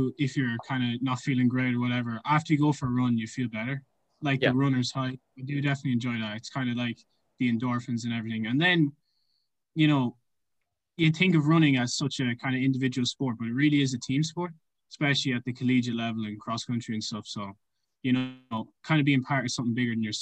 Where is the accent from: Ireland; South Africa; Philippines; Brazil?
Ireland; moved away as an adult; now in Tulsa, United States; I'm originally from Ireland, so I played kind of numerous different sports, but mainly played soccer and hurling